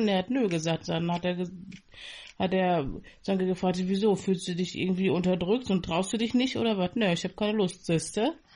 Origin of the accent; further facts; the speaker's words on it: Berlin, Germany; moved away; also born or lived in Bonn; In Berlin und in Bonn